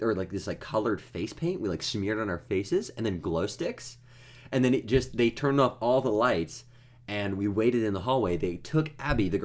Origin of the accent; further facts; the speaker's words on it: United States; we're American